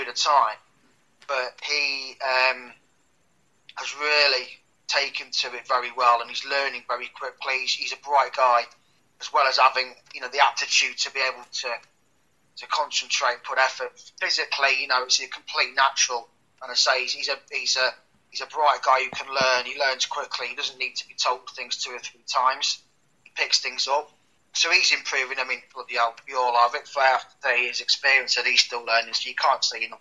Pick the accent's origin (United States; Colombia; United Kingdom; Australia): United Kingdom; Leicester, East Midlands; I was back in my hometown, Leicester.